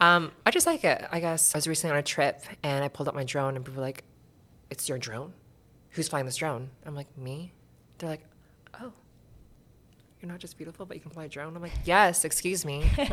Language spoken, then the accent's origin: English; Surrey, British Columbia, Canada; I grew up in Surrey